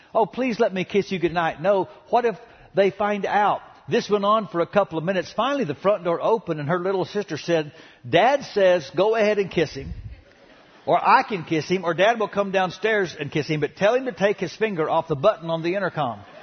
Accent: Dallas, Texas, United States; the home I grew up in in Oak Cliff

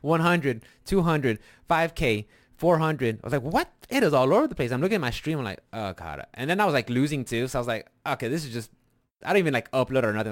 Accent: Texas, United States; we're from Texas

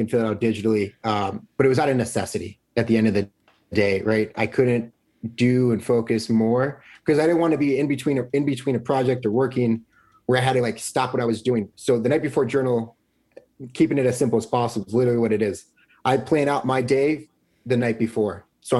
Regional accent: Buffalo, New York, United States; Growing up in North Buffalo with all the Frank Lloyd Wright House, Delaware Park, Olmsted systems

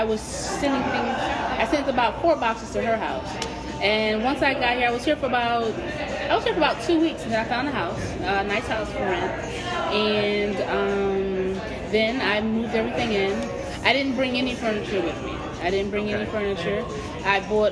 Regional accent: Camden, New Jersey, United States; moved away as an adult; also born or lived in Philadelphia, Pennsylvania; now in Iowa, United States; I was born in Philly, but I lived most of my life in Camden, New Jersey

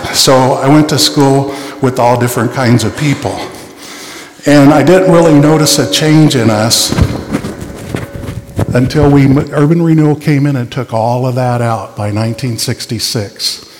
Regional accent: Kansas City, Kansas, United States; My first few years of life were in Armordale. I was born in Kansas City, Missouri, but we lived in Kansas. And the first memories are when I was 3 when we moved to Rosedale.

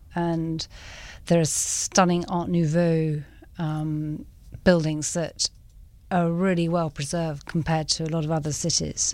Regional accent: England, United Kingdom; moved away as an adult; now in Cape Town, South Africa; I'm from England

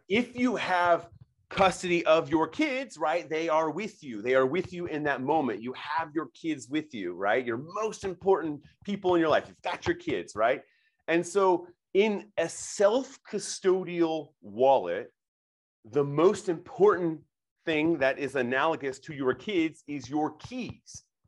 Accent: Nebraska, United States; I'm born and raised in Nebraska

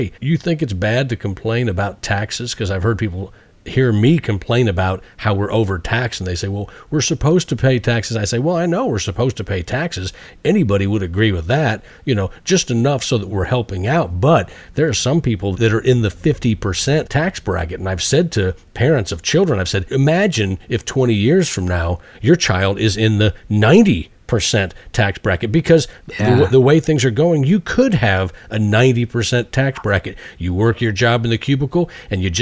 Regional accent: United States; I'm an American

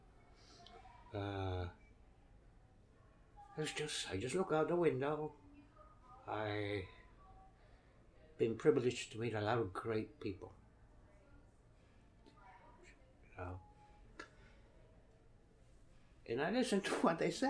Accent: New York City, New York, United States; also born or lived in Ponce, Puerto Rico / Connecticut; A lot of it, yes, because I always returned to Brooklyn

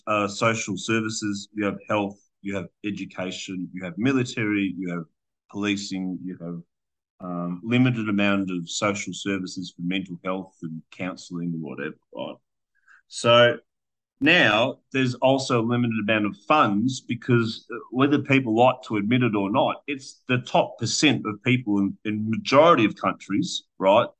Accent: Australia; I hold a passport of being an Australian

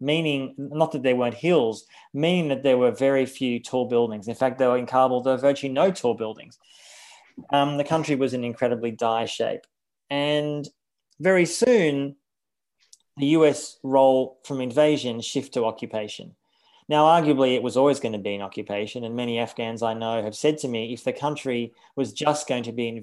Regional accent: Australia; Australia, the country I'm from, I'm actually a dual citizen. I'm an Australian and a German citizen, but I was born in Australia

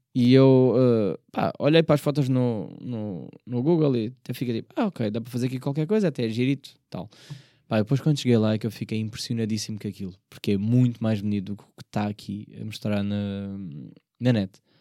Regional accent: Portugal; embora eu seja da margem sul, eu não sou de Setúbal

